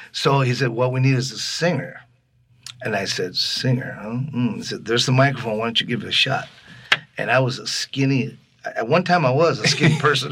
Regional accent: Los Angeles, California, United States; also born or lived in Laredo, Texas; We're from Los Angeles

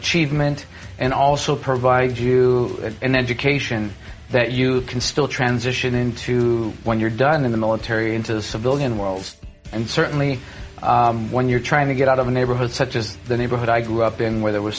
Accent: Los Angeles, California, United States; I'm originally from Los Angeles, born and raised. Growing up myself in the inner city streets of Los Angeles

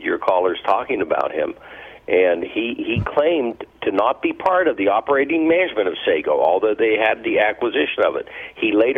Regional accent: Appalachia, United States; I'm from the Appalachia area and had a district down there in the 18th congressional

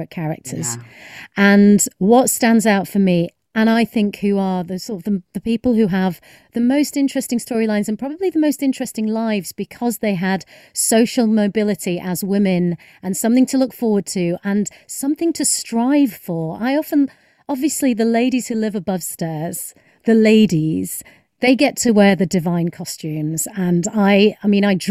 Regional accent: United Kingdom; as a British person who has been to America a few times

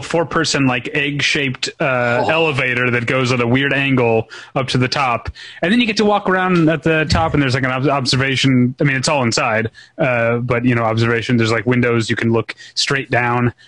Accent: St. Louis, Missouri, United States; my hometown paper, the St. Louis Post Dispatch

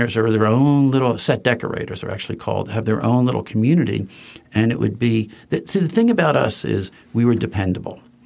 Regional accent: Trenton, New Jersey, United States; Judith Light's parents and my parents were best friends for years growing up in Trenton, New Jersey

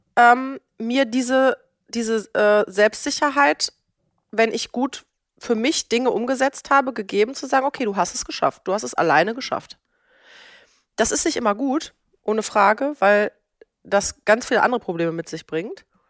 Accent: Germany; ich bin in Deutschland geboren, in einer gut situierten Lehrerfamilie

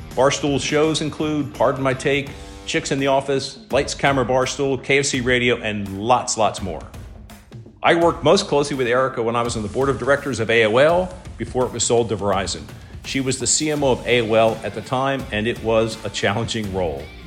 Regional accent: near Penn National, Pennsylvania, United States; I grew up near Penn National

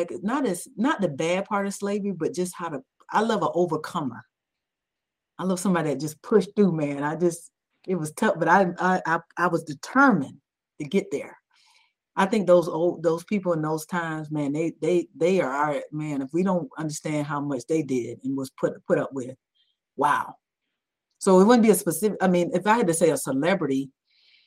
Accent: Georgia, United States; I'm from Georgia, I'm a peach through and through

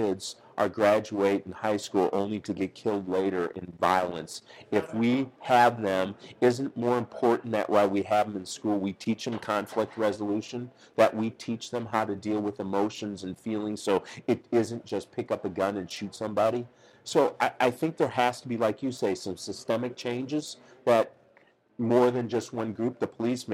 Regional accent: St. Paul, Minnesota, United States; moved away as an adult; now in Kansas City, United States; So when I grew up in St. Paul, Minnesota

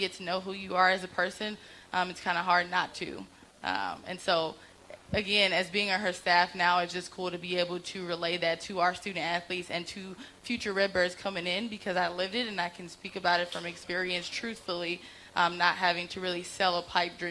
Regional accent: Chicago, Illinois, United States; I'm from Chicago

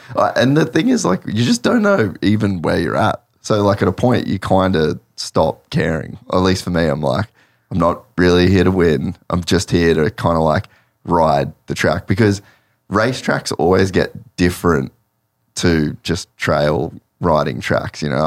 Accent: Cairns, Queensland, Australia; I grew up in Cairns

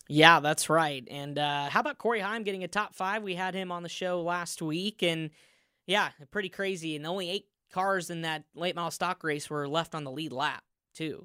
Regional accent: Indianapolis, Indiana, United States; my hometown of Indianapolis, Indiana

